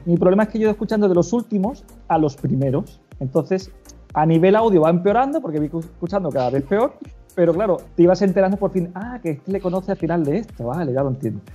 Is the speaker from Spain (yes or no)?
yes; Málaga, Andalusia, Spain; moved away as an adult; also born or lived in Cádiz / El Puerto de Santa María; now in A Coruña, Spain; yo nací en Málaga